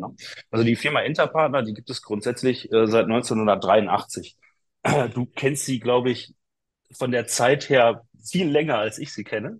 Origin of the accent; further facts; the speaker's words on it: Bochum, North Rhine-Westphalia, Germany; ich bin Bochumer Junge